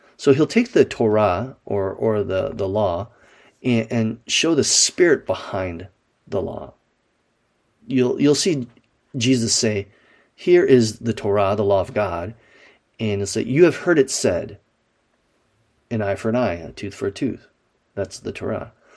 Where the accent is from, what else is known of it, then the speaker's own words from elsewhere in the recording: Wisconsin, United States; Growing up in Wisconsin